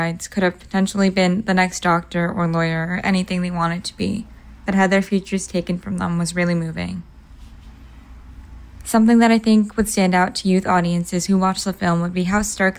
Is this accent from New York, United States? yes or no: no; Boston, Massachusetts, United States; I'm from Boston